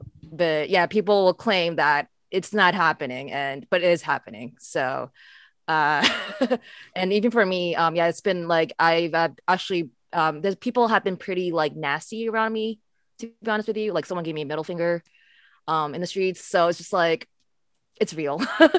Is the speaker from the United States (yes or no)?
yes; United States; For me, like growing up as being Asian American, it's not really talked about a lot in our community, actually.